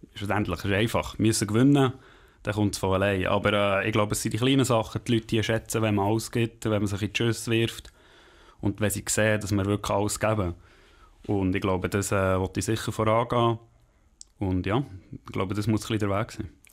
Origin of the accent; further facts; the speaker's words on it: Langenthal, Bern, Switzerland; ich bin in äh, Heimenhausen, also in Langenthal aufgewachsen